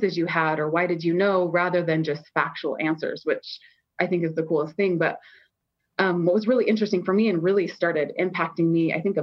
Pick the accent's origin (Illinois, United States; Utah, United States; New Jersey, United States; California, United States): Utah, United States; moved away as an adult; also born or lived in New York City; I'm living in New York and I come from Utah